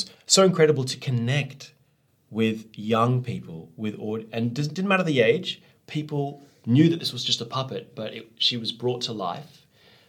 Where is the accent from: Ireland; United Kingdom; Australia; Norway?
Australia; I'm from Australia